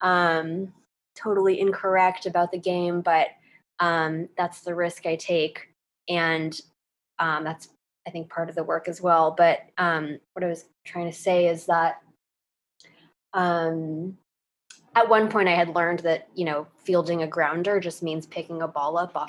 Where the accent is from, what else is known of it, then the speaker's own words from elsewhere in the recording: United States; I'm Chinese American